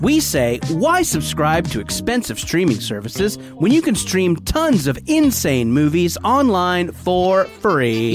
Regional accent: Philadelphia, Pennsylvania, United States; That's my hometown.

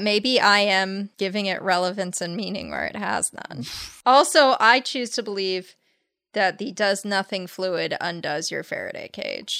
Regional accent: La Crescenta, California, United States; born or raised there

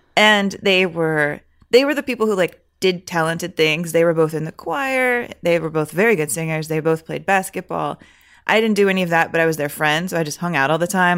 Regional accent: San Antonio, Texas, United States; moved away as an adult; also born or lived in Michigan; I was there from five to eighteen

